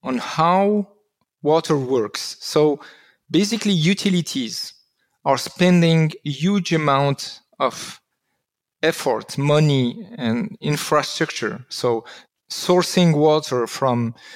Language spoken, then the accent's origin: English; Constantine, Constantine Province, Algeria; now in Switzerland; I was born in Algeria, in Constantine